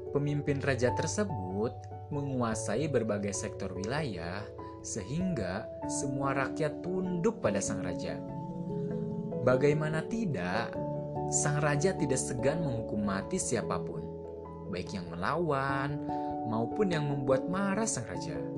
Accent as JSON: {"language": "Indonesian", "town": "Majalengka", "region": "West Java", "country": "Indonesia", "said": "saya berasal dari Majalengka."}